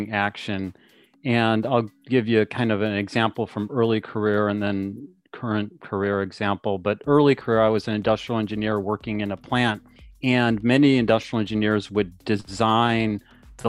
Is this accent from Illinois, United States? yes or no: no; Cleveland, Ohio, United States; I grew up in Cleveland, Ohio